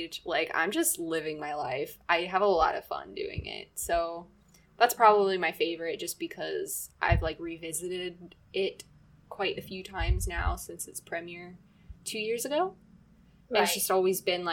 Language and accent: English; United States; growing up in America